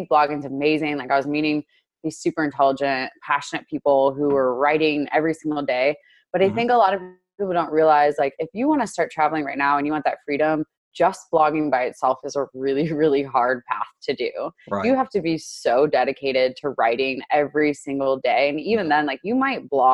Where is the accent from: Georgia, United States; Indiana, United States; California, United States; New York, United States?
Indiana, United States; also born or lived in Chicago, Illinois; I grew up in Indiana. I was born in Chicago and I grew up in Indiana.